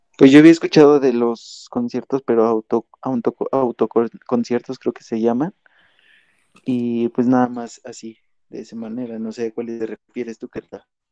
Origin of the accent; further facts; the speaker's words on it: Mexico; seguir siendo los buenos mexicanos que, que hemos sido